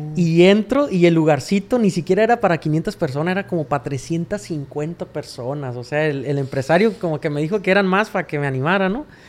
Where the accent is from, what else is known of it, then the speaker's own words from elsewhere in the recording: Rosario, Sinaloa, Mexico; Yo soy nativo de un ranchito que se llama El Tablón 1, Las Cruces cuata Rosario, Sinaloa